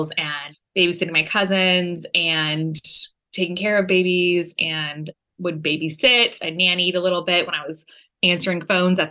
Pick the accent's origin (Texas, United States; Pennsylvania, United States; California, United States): California, United States; Orange County; also born or lived in Los Angeles, California; Born and raised in Orange County, and then went to USC for college and have been in LA for the past 10 and a half years or so